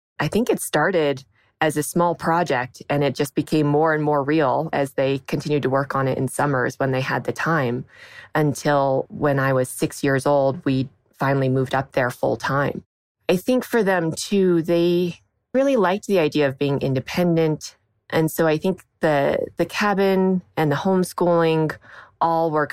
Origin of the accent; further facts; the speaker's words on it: Sierra City, California, United States; moved away; also born or lived in New York; I grew up in Northern California. My parents, when they were younger, decided to build a log cabin in the mountains near a town called Sierra City in Northern California. And so that's where I grew up